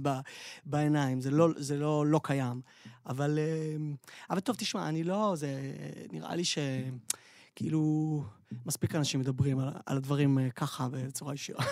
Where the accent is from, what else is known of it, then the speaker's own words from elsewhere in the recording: Tel Aviv, Tel Aviv District, Israel; אנחנו תל אביבים